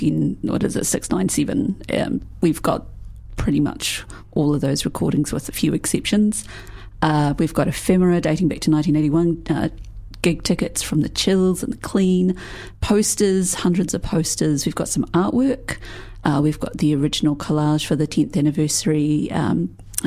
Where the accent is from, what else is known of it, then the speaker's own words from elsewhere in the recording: Dunedin, Otago, New Zealand; I'm from Dunedin. It's hard to grow up in this place without knowing about the Dunedin scene